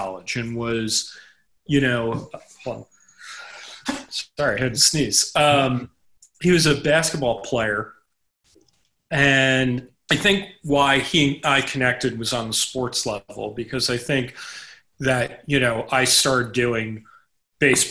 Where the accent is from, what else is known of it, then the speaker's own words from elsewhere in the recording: New York City, New York, United States; I grew up in Manhattan. I grew up in an area of the Upper East Side